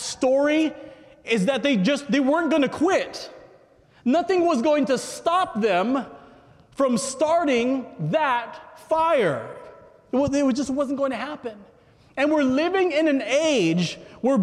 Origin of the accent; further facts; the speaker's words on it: California, United States; I'm a native Californian